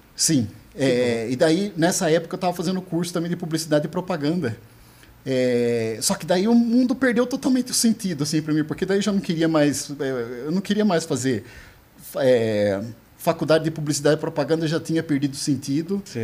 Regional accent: São Roque, São Paulo, Brazil; Eu sou de São Roque

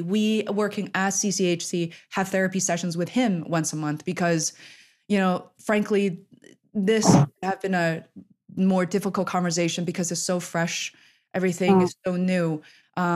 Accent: China; moved away; I'm originally from China

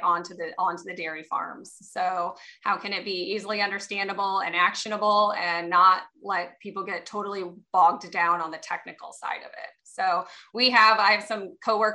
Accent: Illinois side, United States; I grew up in the Quad City area on the Illinois side of the river

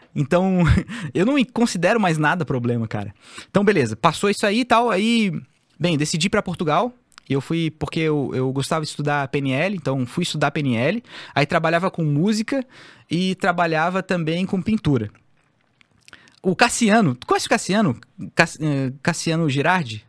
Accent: Florianópolis, Santa Catarina, Brazil; eu sou o manezinho da ilha

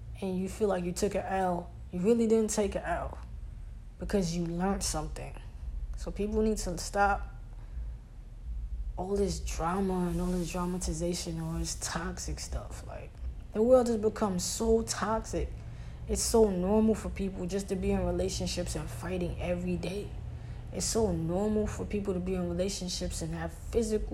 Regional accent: New York City, New York, United States; I'm from Brooklyn

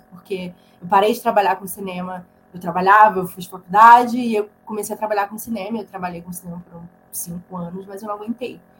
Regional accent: Santa Catarina, Brazil; now in São Paulo, Brazil; Pô, eu vim para São Paulo para estudar cinema. Eu saí lá de Santa Catarina e vim para cá

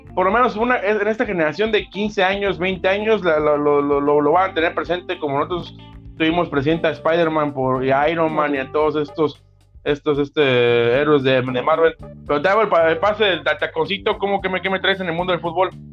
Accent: Mexico; uno siendo mexicano

